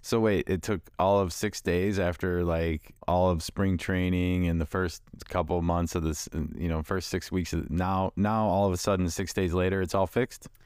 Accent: Chicago, Illinois, United States; I grew up in Chicago in the eighties

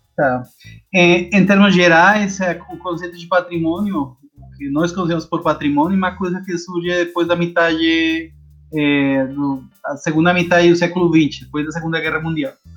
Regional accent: Bogotá, Colombia; Portuguese is a second language; moved away as an adult; now in Rio de Janeiro, Brazil; Eu sou da Colômbia, sou bogotano

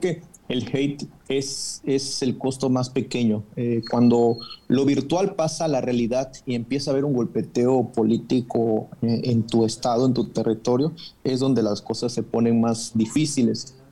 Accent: Chiapas, Mexico; yo soy de Chiapas

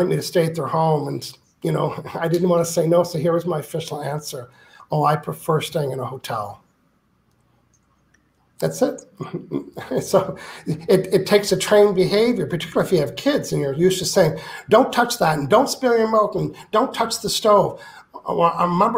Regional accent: New Brunswick, Canada; I'm from New Brunswick

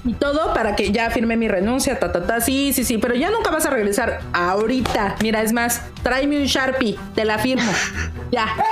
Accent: Mexico City, Mexico; Ciudad de México

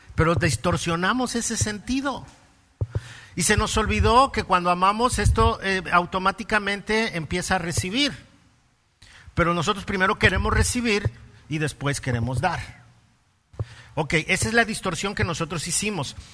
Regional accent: Mexico City, Mexico; soy chilango

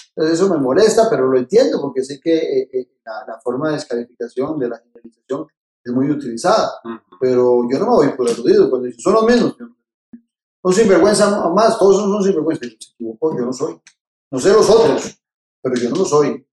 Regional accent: Tibás, San José, Costa Rica; estudié en Miguel Obregón, de Tibás, de ahí pasé al Mauro Fernández de Tibás, y no salí de, estudiar de Tibás hasta que fui a la universidad

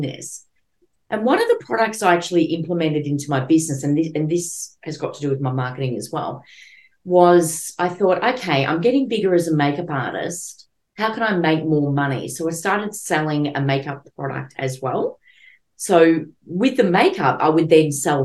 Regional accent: Melbourne, Victoria, Australia; I'm from Melbourne originally, but now I'm sort of living out of Melbourne.

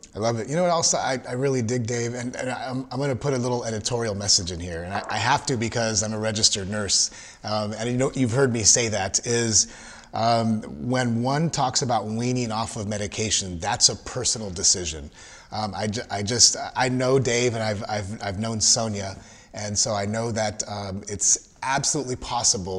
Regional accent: Los Angeles, California, United States; now in Texas, United States; I, am from, originally from Southern Cal, from

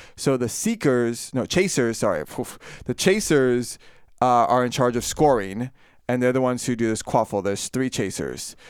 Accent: Florida, United States; I am from, born and raised in Florida

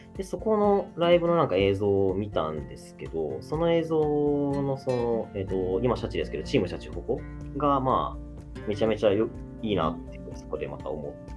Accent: Shizuoka, Japan; あ僕その出身静岡で

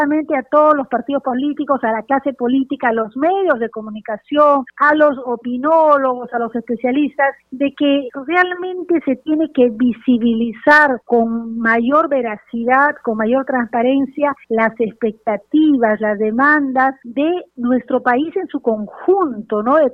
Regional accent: Peru; creo que como peruanos como demócratas tenemos que saludar el esfuerzo, la voluntad que han tenido tanto hombres como mujeres en el país

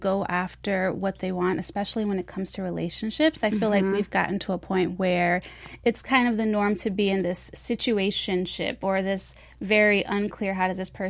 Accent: Baltimore, Maryland, United States; I'm from Baltimore. We get plenty of snow.

